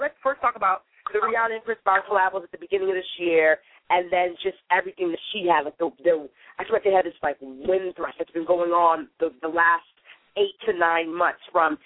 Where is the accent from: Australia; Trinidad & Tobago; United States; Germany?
Trinidad & Tobago; I'm from Trinidad and Tobago